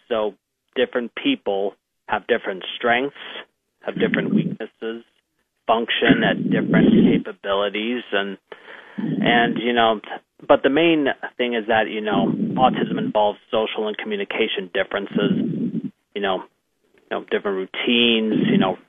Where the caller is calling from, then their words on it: Mentor, Ohio, United States; I am calling from my home in Mentor, Ohio.